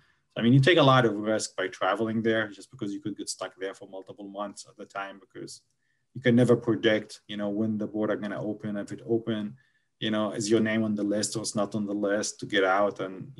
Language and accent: English; Gaza Strip, Palestine; English is a second language; I cannot even go to my home country easily, you know, just because, you know, I happen to have a Gaza ID.